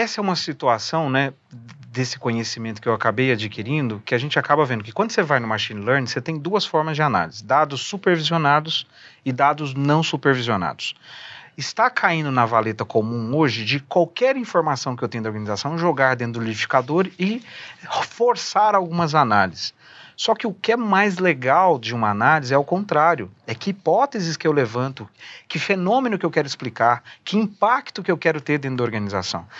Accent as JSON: {"language": "Portuguese", "town": "Uberlândia", "region": "Minas Gerais", "country": "Brazil", "tie": "born or raised there", "moved": "yes", "said": "Eu sou um mineiro, né, ah, nato"}